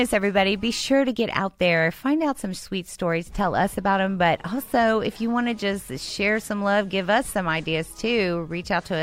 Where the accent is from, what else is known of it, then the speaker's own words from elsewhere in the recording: Houston, Texas, United States; I'm from Houston.